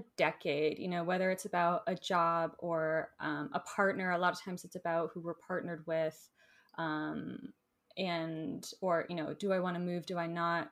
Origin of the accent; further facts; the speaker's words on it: Florida, United States; now in Asheville, United States; I grew up in Florida, so I love warm weather.